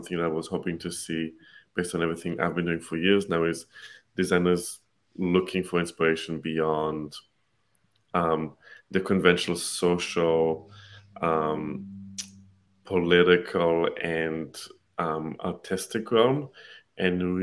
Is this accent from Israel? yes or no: yes; Israel; now in United States; I'm originally from Israel. I live in the US now